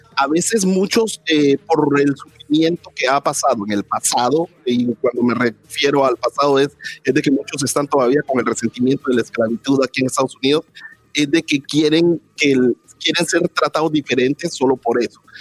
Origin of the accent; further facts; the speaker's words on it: Guatemala; moved away as an adult; also born or lived in Guatemala City; now in United States; soy guatemalteco. Entonces llego a este país